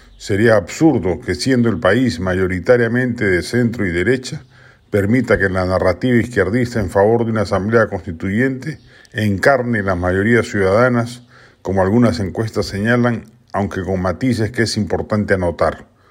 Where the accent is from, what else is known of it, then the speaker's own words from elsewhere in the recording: Peru; Somos más los peruanos